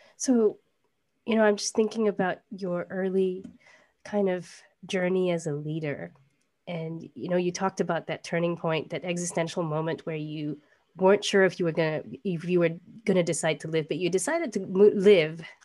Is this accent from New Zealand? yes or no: no; Singapore; our homeland, Singapore